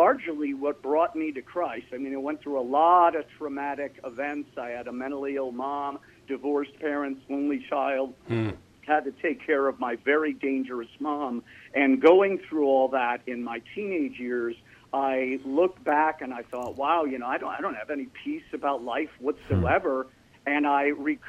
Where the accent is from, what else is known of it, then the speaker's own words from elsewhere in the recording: New York City, New York, United States; I was raised in New York City and the surrounding area